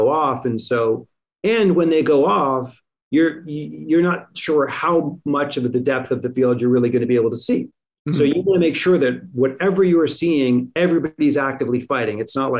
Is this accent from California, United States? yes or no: yes; Los Angeles, California, United States; We shot Mr. and Mrs. Smith in Los Angeles. It's the only film I've ever shot in my hometown